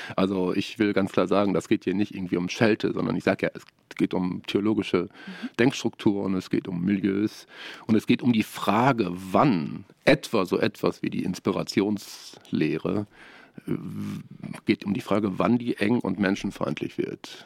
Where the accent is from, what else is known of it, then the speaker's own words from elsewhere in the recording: Ruhr area, North Rhine-Westphalia, Germany; moved away as an adult; now in Siegen, Germany; Ich komme aus dem Ruhrgebiet und habe dort studiert, vor allem in Bochum, in Essen und in Duisburg und habe in meiner Jugendzeit sehr, sehr viel äh, mit Frömmigkeitsstilen zu tun gehabt